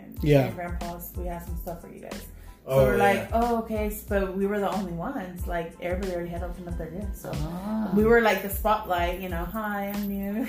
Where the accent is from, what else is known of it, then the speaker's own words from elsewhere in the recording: Garland, Texas, United States; I was born in Garland, Dallas.